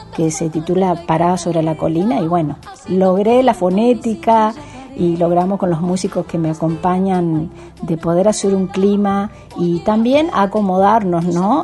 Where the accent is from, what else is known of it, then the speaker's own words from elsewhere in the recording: Guaviraví, Yapeyú, Corrientes, Argentina; yo me crié ahí en Guaviravita, Pedicuaya, Peyú, que son pueblitos de ahí donde es mi abuelo